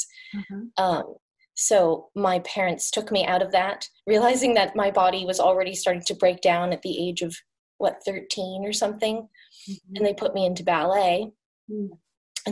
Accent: Portland, United States; now in Palo Alto, United States; I grew up in Portland

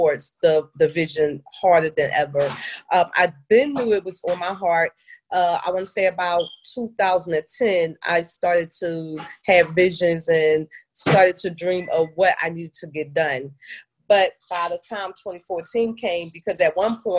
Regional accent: Philadelphia, Pennsylvania, United States; moved away as an adult; now in Atlanta, United States; I grew up, born and raised in Philadelphia, Pennsylvania, where all of my family is from

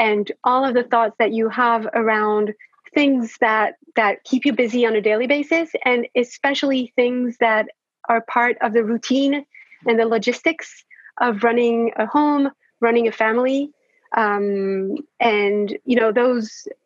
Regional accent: France; I am French. I was born and raised in France.

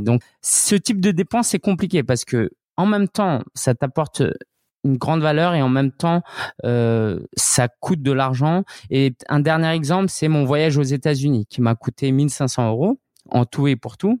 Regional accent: France; also born or lived in Shanghai; je suis né, j'ai grandi en France

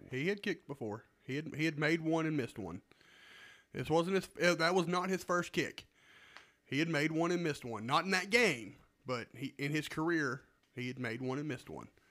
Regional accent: Alabama, United States; also born or lived in Texas; we're from Alabama.

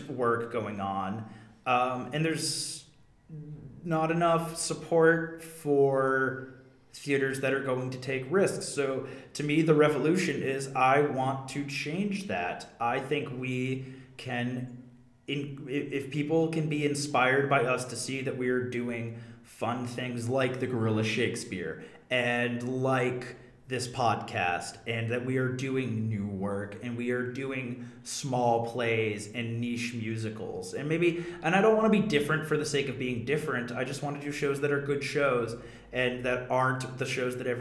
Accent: New Hampshire, United States; my home state

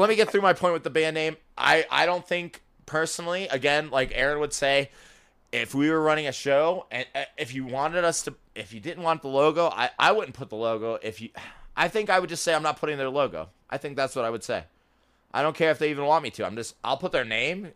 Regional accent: Florida, United States; I'm from Florida too

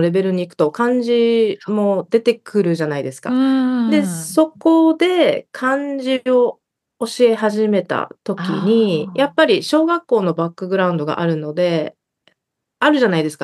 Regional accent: Okinawa, Japan; moved away as an adult; now in United States; えっと、沖縄出身で、今はアメリカに住んでいます。

